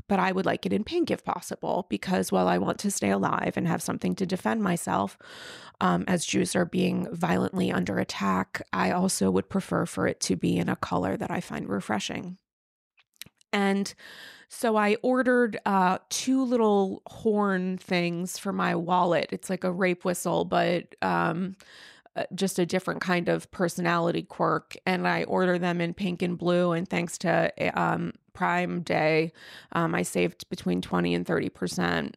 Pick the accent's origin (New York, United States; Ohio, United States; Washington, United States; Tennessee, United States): New York, United States; being a New Yorker